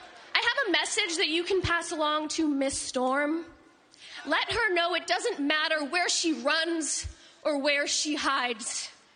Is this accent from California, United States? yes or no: no; New Jersey, United States; I'm from New Jersey.